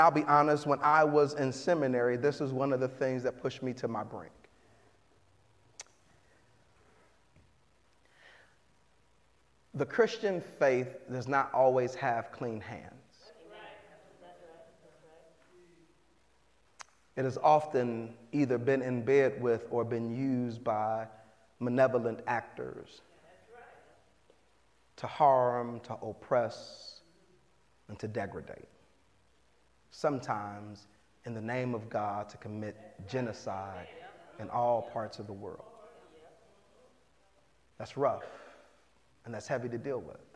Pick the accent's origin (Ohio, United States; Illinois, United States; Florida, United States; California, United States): Illinois, United States; Chicago; now in San Jose, United States; I'm from Chicago